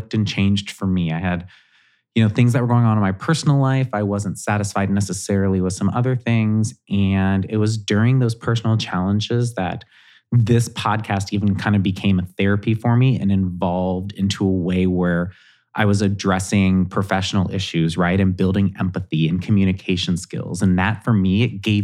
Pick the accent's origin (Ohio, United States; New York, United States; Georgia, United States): Ohio, United States; Southwest; I'm from Southwest Ohio.